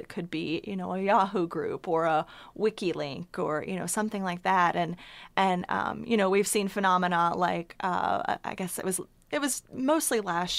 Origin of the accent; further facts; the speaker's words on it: Chattanooga, Tennessee, United States; So I am a native East Tennessean, born and raised in Chattanooga, and I came to college at the University of Tennessee under 10 years ago, I'll say that.